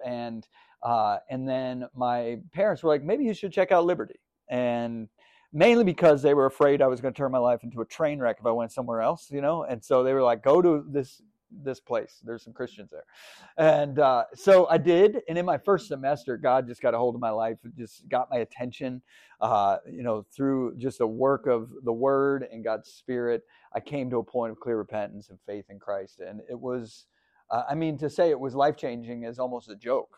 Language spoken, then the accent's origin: English; Northern Pennsylvania, United States; I was born in Northern Pennsylvania, and uh, grew up kind of going to church